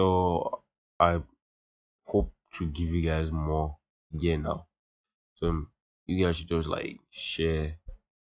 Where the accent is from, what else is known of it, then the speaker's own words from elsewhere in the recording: Nigeria; us as Nigerian teens